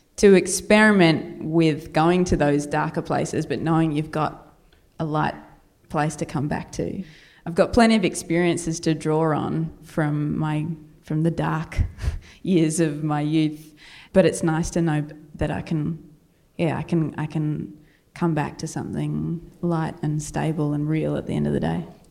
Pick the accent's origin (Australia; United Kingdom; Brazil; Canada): Australia; accent: Australian, ocker; my Australian accent